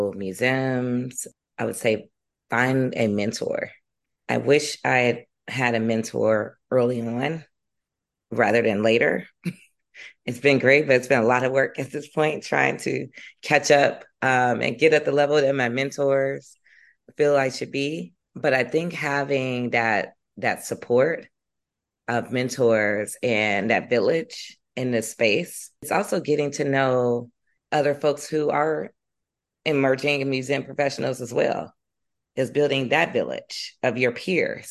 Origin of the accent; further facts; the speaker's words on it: Chicago, Illinois, United States; I grew up in South Shore.